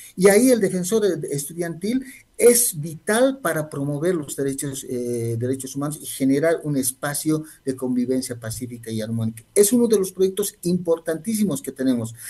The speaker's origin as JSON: {"language": "Spanish", "country": "Bolivia", "said": "reconocernos como bolivianos y bolivianos"}